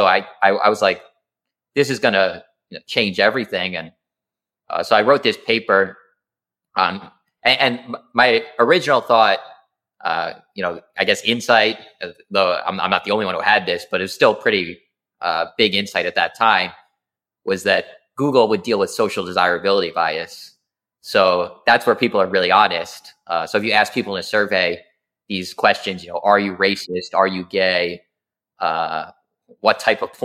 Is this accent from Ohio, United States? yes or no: no; Alpine, New Jersey, United States; I grew up in New Jersey, Alpine, New Jersey